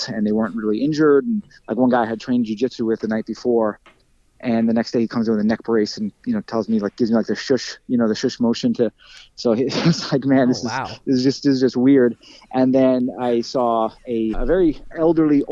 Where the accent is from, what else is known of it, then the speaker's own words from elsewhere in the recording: Lindenhurst, New York, United States; I've never moved. So I was born in Lindenhurst, New York, which is where I still live